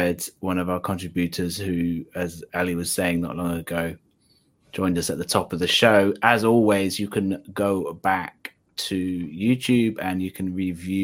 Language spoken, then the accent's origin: English; South Wales, United Kingdom; I'm from South Wales, so I'm actually learning Welsh at the moment.